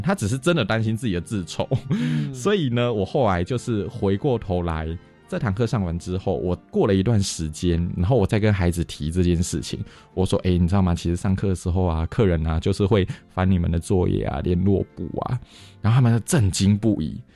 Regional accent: Taiwan; 台湾人很少直接 say no，我们会用迂回的方式拒绝

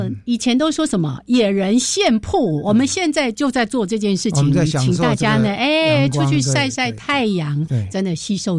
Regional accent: Changhua County, Taiwan; moved away; 我这个周末才刚回彰化，

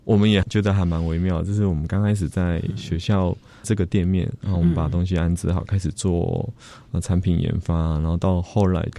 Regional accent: Zhongxing New Village, Nantou County, Taiwan; moved away; 小时候在那边长大。

